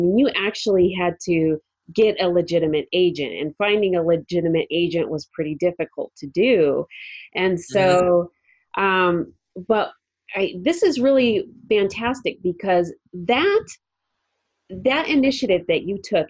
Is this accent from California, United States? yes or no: yes; Los Angeles, California, United States; I grew up in the Los Angeles area and I did some extra work.